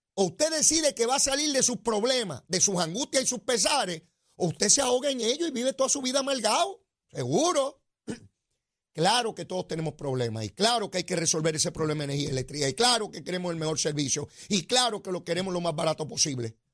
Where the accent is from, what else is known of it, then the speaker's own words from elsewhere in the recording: Puerto Rico; nuestro pueblo de Puerto Rico